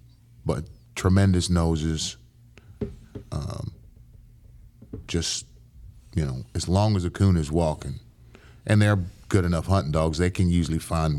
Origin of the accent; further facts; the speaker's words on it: Dayton, Ohio, United States; also born or lived in Brooklyn; I was born in Brooklyn. And we moved to Dayton, Ohio.